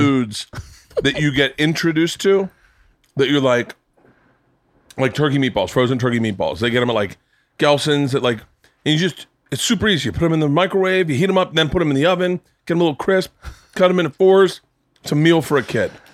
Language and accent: English; Florida, United States; I grew up in Florida